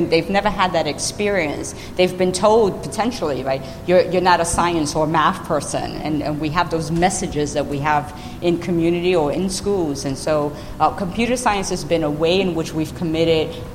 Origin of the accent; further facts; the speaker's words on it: New York City, New York, United States; moved away; I grew up in the South Bronx in New York City in the 1970s